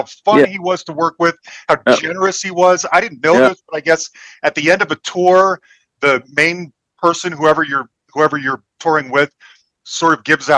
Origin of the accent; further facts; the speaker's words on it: United States; being an American